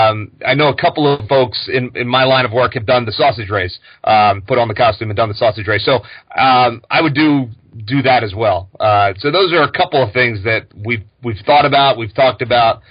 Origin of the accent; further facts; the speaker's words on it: New Jersey, United States; also born or lived in Philadelphia, Pennsylvania; We moved over to South Jersey, and I grew up over in South Jersey, while I was in school and high school and everything